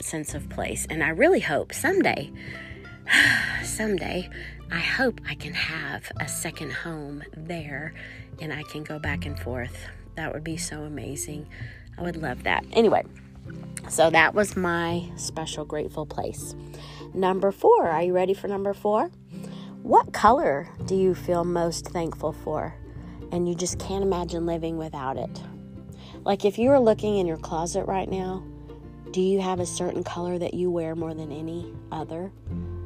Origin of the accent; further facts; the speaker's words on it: United States; also born or lived in St Andrews, Scotland; I didn't grow up there. I grew up in the United States